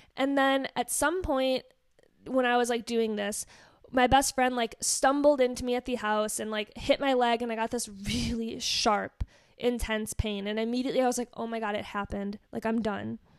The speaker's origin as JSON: {"language": "English", "region": "Wisconsin", "country": "United States", "tie": "born or raised there", "said": "I grew up in Wisconsin, so basically now I'm the black sheep of the state."}